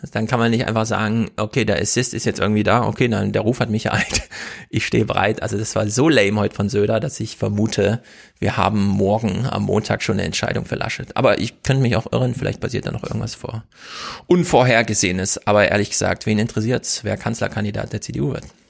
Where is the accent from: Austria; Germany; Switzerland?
Germany; the East, eastern Germany; bei uns im Osten